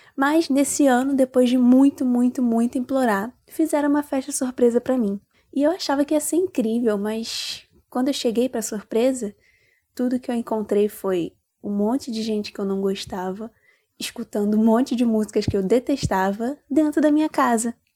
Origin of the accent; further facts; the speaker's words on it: Rio de Janeiro, Brazil; eu tenho 21 anos e eu sou do Rio de Janeiro